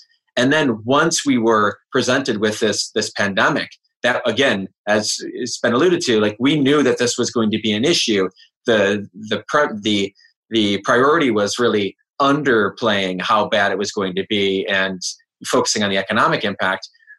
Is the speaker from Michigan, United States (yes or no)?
yes; Michigan, United States; I think Trump was in my home state of Michigan at a rally